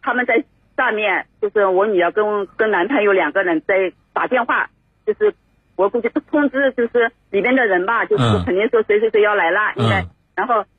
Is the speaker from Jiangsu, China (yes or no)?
yes; Zhangjiagang, Jiangsu, China; 我是张家港市的，